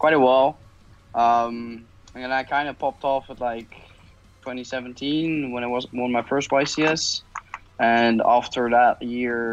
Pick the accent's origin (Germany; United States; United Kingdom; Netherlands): Netherlands; I'm from the Netherlands.